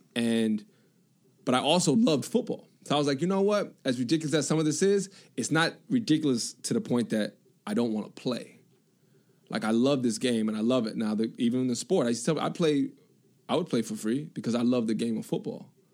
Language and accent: English; New York, United States; I'm from New York